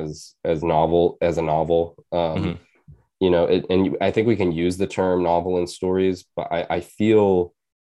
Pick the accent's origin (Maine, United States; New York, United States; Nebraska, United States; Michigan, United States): Maine, United States; also born or lived in Bridgeport, Connecticut; I was born in Bridgeport, Connecticut, and I moved to Maine when I was 6.